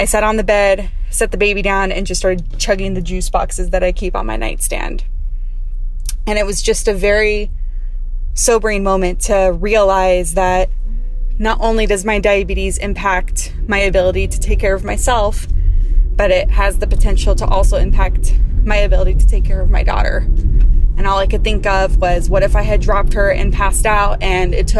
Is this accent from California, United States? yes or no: yes; Riverside, California, United States; I'm from Riverside, California